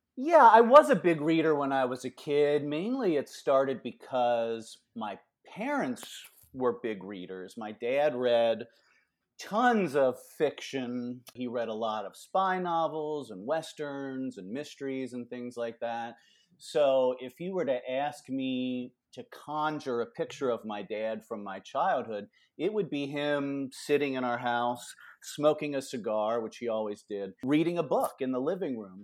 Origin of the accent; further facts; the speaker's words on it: Cincinnati, Ohio, United States; now in Bowling Green, United States; I grew up in Cincinnati, so not terribly far away